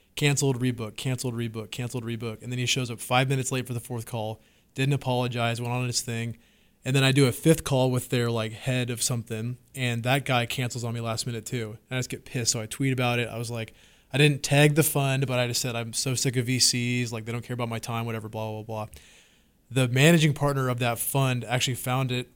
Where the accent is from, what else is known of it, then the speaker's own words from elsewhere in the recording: Washington, United States; moved away as an adult; now in Austin, United States; I'm from Washington State. Um, West Coast my whole life, and moved to Texas finally about, uh, two years ago